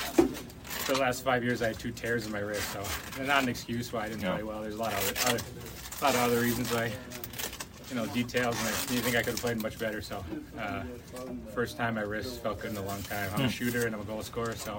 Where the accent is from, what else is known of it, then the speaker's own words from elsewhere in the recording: Chicago, Illinois, United States; Chicago's my hometown